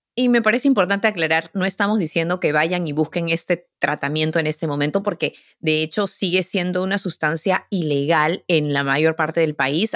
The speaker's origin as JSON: {"language": "Spanish", "country": "Peru", "moved": "yes", "lives_now": "United States", "said": "Yo vengo de Perú"}